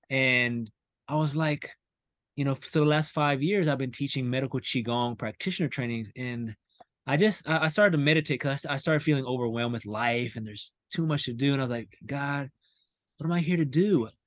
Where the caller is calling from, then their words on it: North Carolina, United States; i'm from north carolina right now